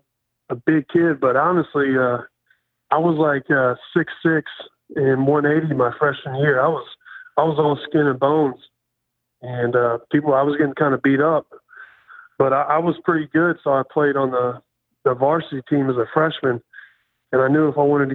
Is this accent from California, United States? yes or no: no; Poplar Bluff, Missouri, United States; moved away; That's where I got all my values, is growing up in that small town